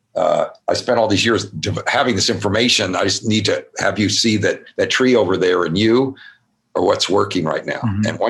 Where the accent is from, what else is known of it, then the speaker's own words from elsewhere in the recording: Louisville, Kentucky, United States; I grew up in Kentucky, Louisville, Kentucky